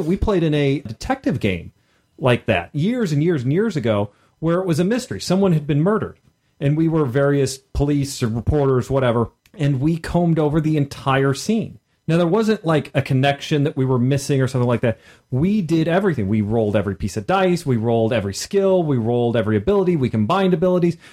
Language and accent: English; Midwest, United States; being a Midwesterner